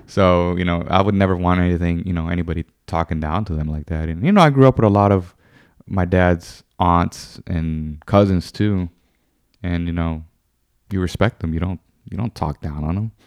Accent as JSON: {"language": "English", "country": "United States", "tie": "born or raised there", "said": "I was born here in America"}